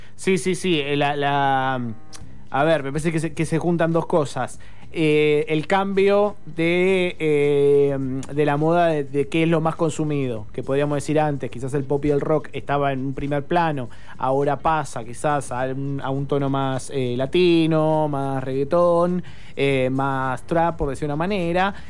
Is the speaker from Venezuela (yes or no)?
no; Argentina